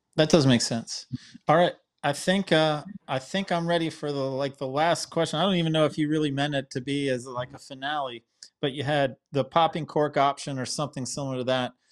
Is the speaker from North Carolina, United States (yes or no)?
yes; Wilmington, North Carolina, United States; my hometown in Wilmington